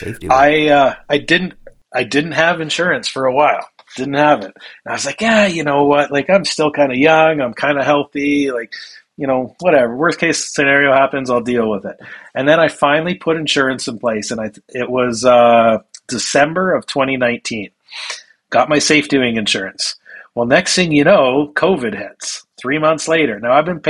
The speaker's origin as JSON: {"language": "English", "country": "Canada", "also_born_or_lived": "Calgary / Bali", "moved": "as an adult", "said": "I'm Canadian"}